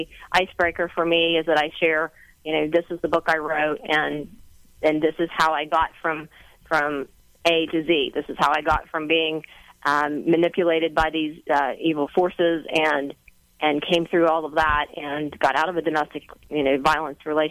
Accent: West Virginia, United States; I'm from West Virginia

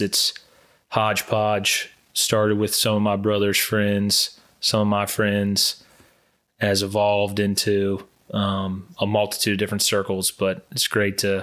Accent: Charleston, United States; moved away as an adult; now in Charlotte, United States; I was born and raised in Charleston and moved to Charlotte for a job

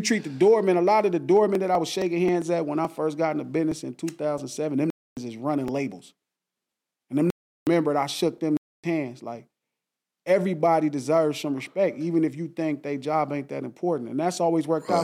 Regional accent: Compton, California, United States; I grew up in Compton

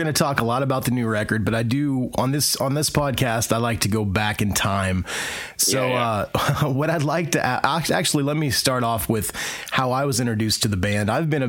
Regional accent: Indiana, United States; living in the middle of the country, which is where … are from, we're from Indiana.

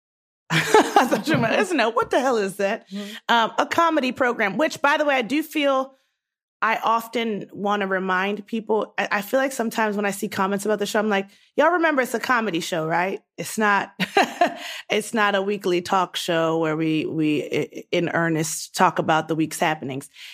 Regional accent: Baltimore, Maryland, United States; moved away as an adult; also born or lived in Nigeria (ancestry); I was born and raised in Baltimore

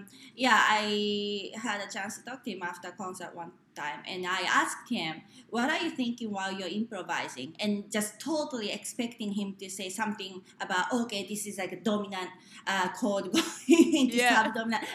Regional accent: Japan; born or raised there; English is a second language; moved away

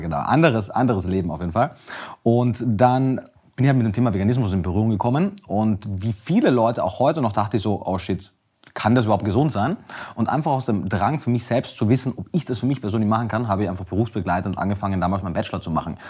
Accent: Austria; Ich komme aus Österreich, wie man äh, vielleicht auch hört.

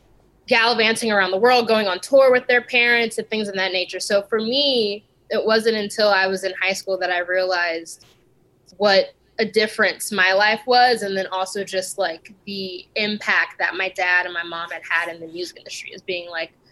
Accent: California, United States; also born or lived in Italy; But collectively, I spent the most time in California.

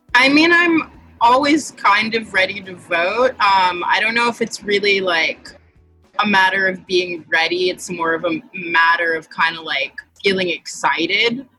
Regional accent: New York City, New York, United States; I am also a native New Yorker.

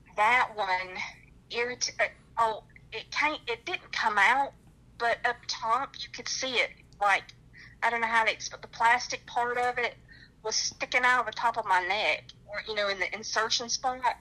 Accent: North Carolina, United States; accent: twang; now in Sacramento, United States; I'm from North Carolina, that's why I talk with a little twang

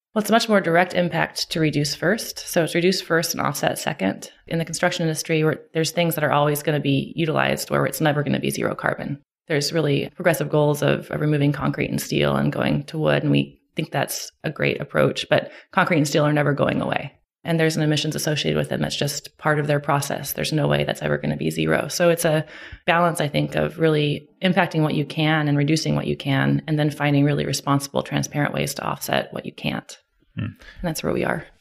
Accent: Clackamas, Oregon, United States; I grew up in Oregon, Clackamas, Oregon, which is a suburb of Portland

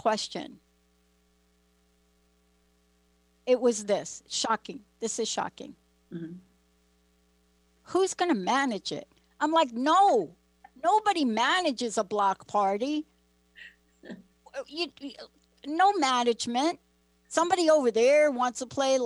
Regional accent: United States; also born or lived in New Jersey; now in Seattle, United States; I live in the Seattle area, but I'm from New York and New Jersey.

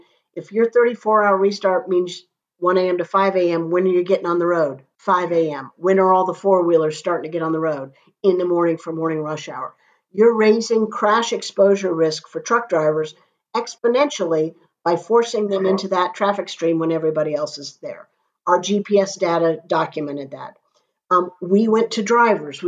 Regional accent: Florida, United States; I'm a Florida girl, born and raised in Florida

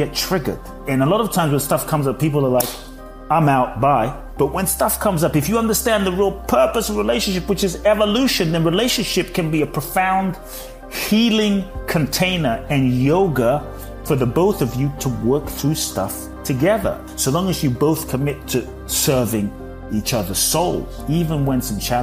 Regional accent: London, United Kingdom; moved away as an adult; also born or lived in Ghana / Mexico; now in United States; I was born in Ghana, West Africa. And my father's from Ghana. My mother's Japanese. I grew up in London.

